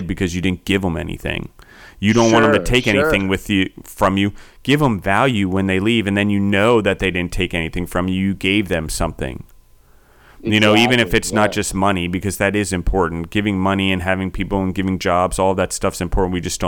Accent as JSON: {"language": "English", "region": "Maryland", "country": "United States", "tie": "born or raised there", "also_born_or_lived": "Pennsylvania", "accent": "Maryland", "said": "I was born in Pennsylvania, moved when I was four to Maryland. So I have like this weird Maryland A, and then I bounced all over the world and picked up weird other parts of accents."}